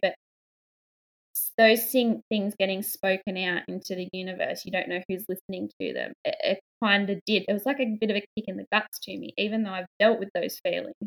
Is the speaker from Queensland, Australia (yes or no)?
no; a town two hours north of Sydney, New South Wales, Australia; I'm from Australia, from um, a town about two hours north of Sydney.